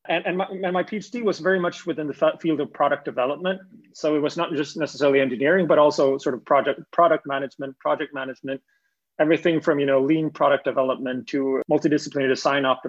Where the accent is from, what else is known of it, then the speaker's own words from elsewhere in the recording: Gothenburg, Västra Götaland, Sweden; I'm actually from Gothenburg, Sweden